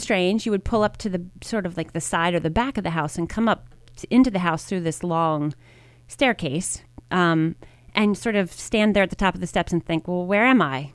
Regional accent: Media, Pennsylvania, United States; also born or lived in Baltimore, Maryland; I grew up in Media, Pennsylvania. I was actually born in Baltimore, Maryland, and I moved to Media when I was in third grade

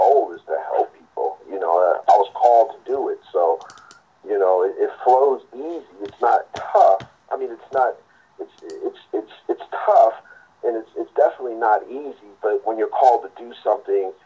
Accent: San Francisco, California, United States; also born or lived in Sacramento; I'm actually native to the Bay Area, and that's rare in the Bay Area. Most people are from all over the place, but I was born and bred here in San Francisco

